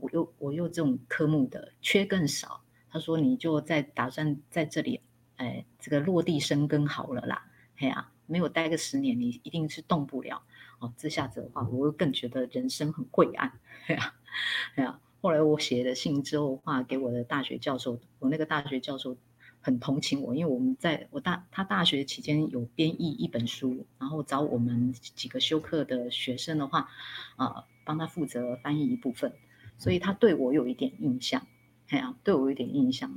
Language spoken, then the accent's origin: Chinese; Hsinchu, Taiwan; moved away as an adult; also born or lived in Taipei / Changhua / Tainan; 新竹，我的家乡的话，当时是没有缺的